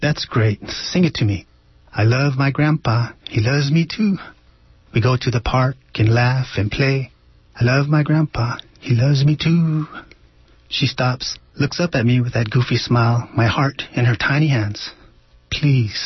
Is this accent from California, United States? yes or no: yes; Merced, California, United States; I was from Merced